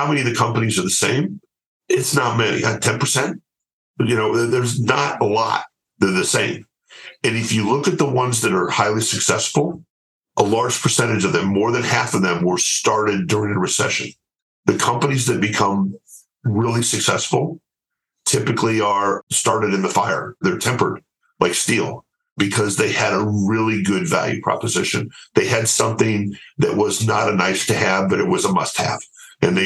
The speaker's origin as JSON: {"language": "English", "country": "United States", "said": "I'm an American and happy to stay here"}